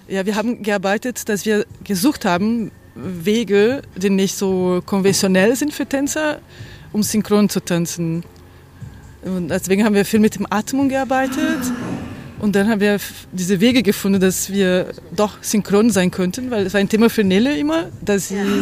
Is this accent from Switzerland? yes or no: no; Brazil; German is a second language; now in Germany; Ich bin in Brasilien geboren und lebe in Deutschland seit vielen Jahren